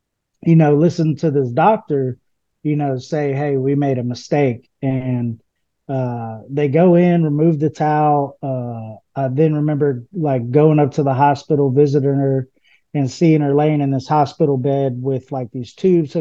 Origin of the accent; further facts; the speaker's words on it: Houston, Texas, United States; I'm from Houston, Texas, originally. I grew up in a all-black neighborhood